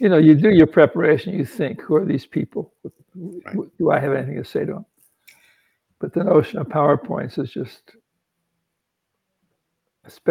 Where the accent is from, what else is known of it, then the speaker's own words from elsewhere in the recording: Midwest, United States; moved away as an adult; also born or lived in East Coast; I grew up in the Midwest